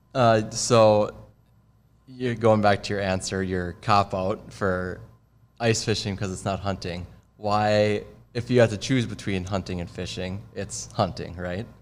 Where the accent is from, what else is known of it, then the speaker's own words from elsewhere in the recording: Minnesota, United States; I'm more of a fisherman growing up in Minnesota